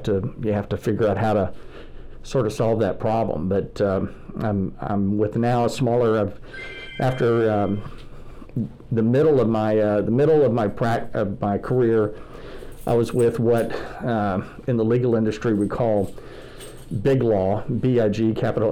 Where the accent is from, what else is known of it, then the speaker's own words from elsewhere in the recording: Houston, Texas, United States; moved away as an adult; also born or lived in Abilene, Texas; now in Dallas, United States; Growing up in Houston at the Memorial Church of Christ